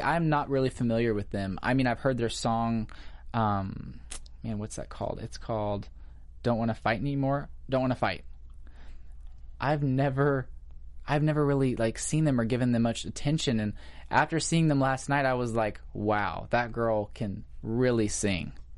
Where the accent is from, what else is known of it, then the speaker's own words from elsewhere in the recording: Missouri, United States; moved away as an adult; now in Los Angeles, United States; I'm actually from Missouri